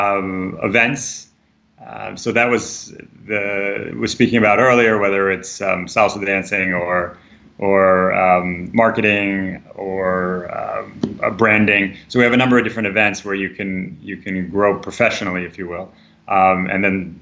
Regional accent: United States; as an American

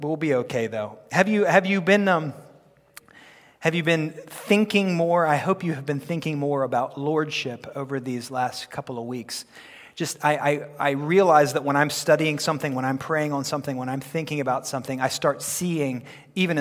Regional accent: United States; I'm very happy to be an American

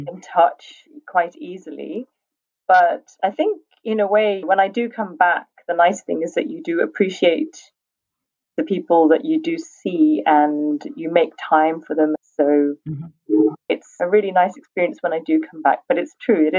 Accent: United Kingdom; moved away; also born or lived in Mexico; British culture, I think, you know, it's my main sort of culture in terms of growing up. I most strongly identify, I think, with being British in that sense

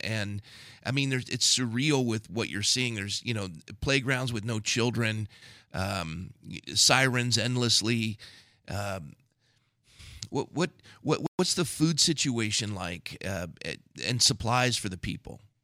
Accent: United States; as Americans, uh, more than that, Christian Americans

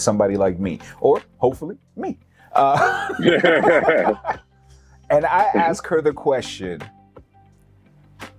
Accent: New York, United States; I am a New Yorker.

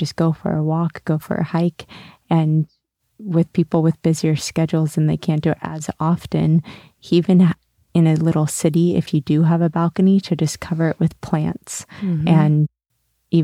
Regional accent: Sonoma, California, United States; moved away; Originally born in Sonoma, California

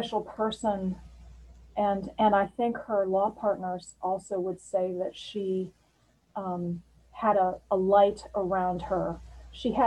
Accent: outside Chicago, Illinois, United States; when I was a kid growing up outside Chicago

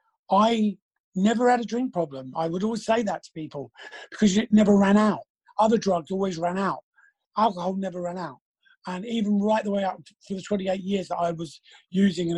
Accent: London, United Kingdom; we grew up in Battersea

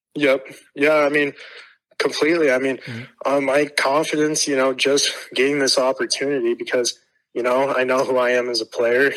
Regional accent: Tucson, Arizona, United States; I'm from Tucson

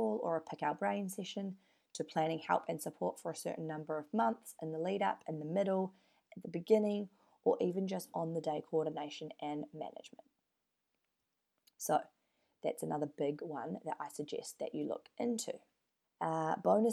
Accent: New Zealand; now in Perth, Australia; I'm from New Zealand

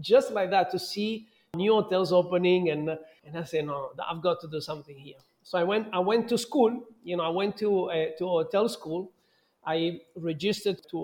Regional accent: Southern Italy, Italy; moved away as an adult; also born or lived in London, United Kingdom / Dubai, United Arab Emirates; now in Mexico; my hometown, which is a touristic hotspot in the south of Italy.

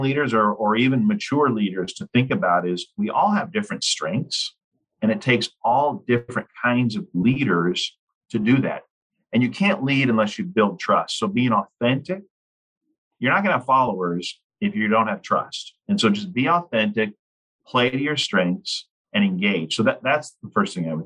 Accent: Lincoln, Nebraska, United States; I grew up in Lincoln, Nebraska, and my parents were tree planters

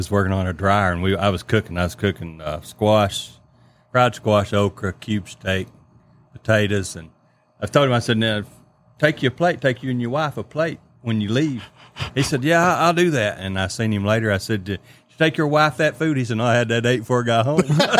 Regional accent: Keysburg, United States; We grew up in Keysburg, which Granny and Papa, they had 30 acres. We lived at the end of the road.

